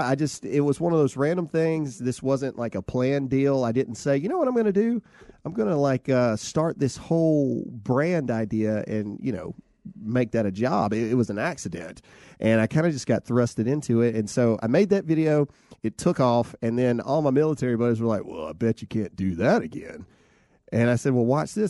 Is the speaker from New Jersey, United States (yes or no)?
no; Lowndes County, Mississippi, United States; Lowndes County representing.